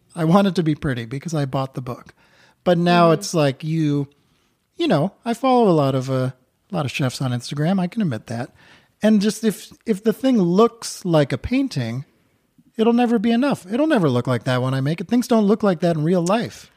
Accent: Newton, Massachusetts, United States; moved away as an adult; also born or lived in New York City; now in Vermont, United States; I grew up outside of Boston in Newton, Massachusetts, and then I lived in New York City for fifteen years

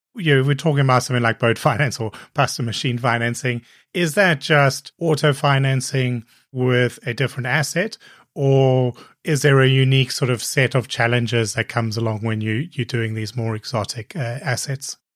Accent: Cape Town, Western Cape, South Africa; moved away; also born or lived in Copenhagen / Hong Kong / Brighton; I grew up in Cape Town, which is a coastal city

